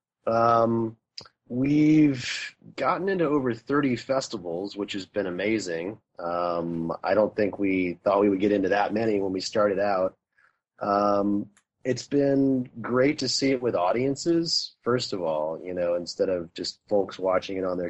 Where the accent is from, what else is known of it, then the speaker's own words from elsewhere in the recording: Marion, Indiana, United States; moved away; Being from Indiana, it was kind of a homecoming. I grew up in Marion